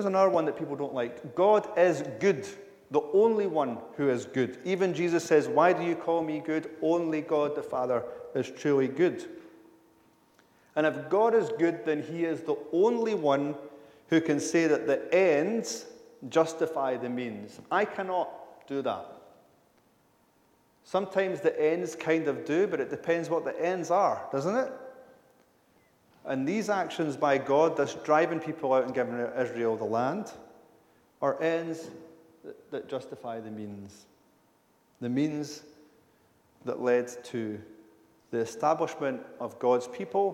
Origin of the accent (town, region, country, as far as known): United Kingdom